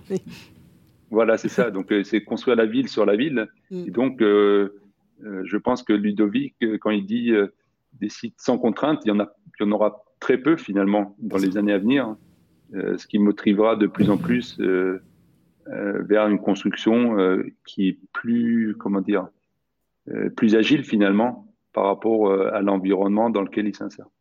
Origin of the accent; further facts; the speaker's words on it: Sweden; moved away; j'ai grandi en Suède